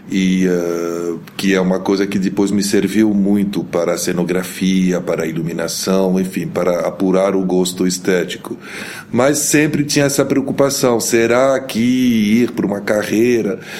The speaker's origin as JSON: {"language": "Portuguese", "country": "Lebanon", "tie": "born there", "said": "eu nasci no Líbano, sou de mãe brasileira, de pai libanês. Meu pai era diplomata, era ministro das Relações Exteriores"}